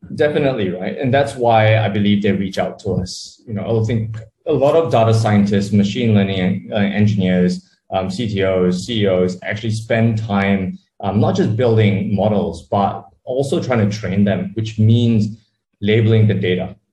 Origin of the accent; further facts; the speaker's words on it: Sydney, New South Wales, Australia; moved away as an adult; also born or lived in Malaysia; now in Kuala Lumpur, Malaysia; I was born in Malaysia, grew up in Australia, decided to move back to Southeast Asia um, after about, you know, 15, 20 years in, in Sydney